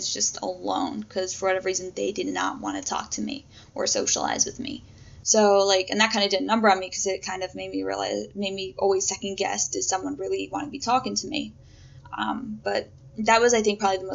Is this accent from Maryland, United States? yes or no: yes; Maryland, United States; I'm originally from the Metro DC area, from the Maryland side